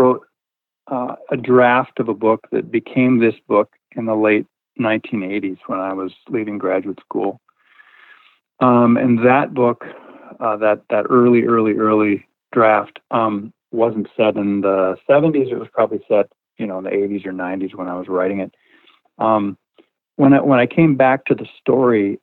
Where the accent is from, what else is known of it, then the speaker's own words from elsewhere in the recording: Midwest, United States; I grew up in the Midwest, in a very religious environment